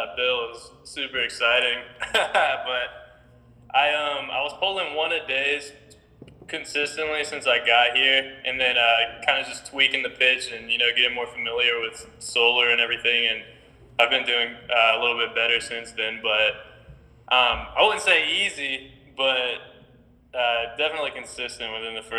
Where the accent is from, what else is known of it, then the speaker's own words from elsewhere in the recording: Las Vegas, Nevada, United States; moved away as an adult; also born or lived in Alaska; So I'm 21. I'm from Las Vegas. I moved out here